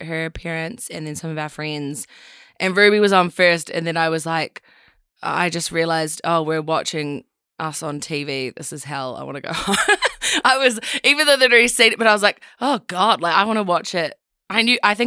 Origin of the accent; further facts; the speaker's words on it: Christchurch, Canterbury, New Zealand; moved back to New Zealand, moved back to Christchurch.